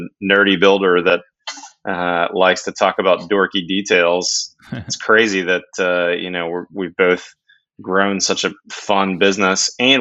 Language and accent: English; Pittsburgh, Pennsylvania, United States; I grew up in Pittsburgh, PA